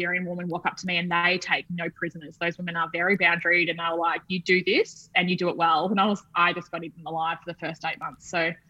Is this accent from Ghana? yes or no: no; Australia; moved away as an adult; also born or lived in London, United Kingdom; being Australian